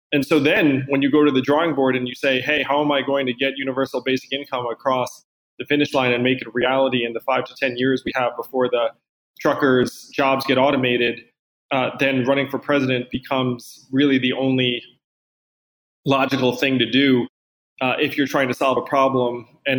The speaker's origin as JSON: {"language": "English", "region": "East Coast", "country": "United States", "said": "I think you're from the West Coast, I'm from the East Coast."}